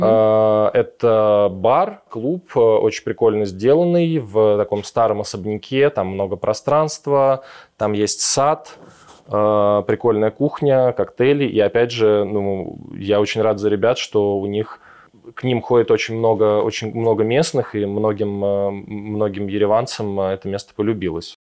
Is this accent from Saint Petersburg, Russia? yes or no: no; Moscow, Russia; moved away as an adult; now in Yerevan, Armenia; мы все из Москвы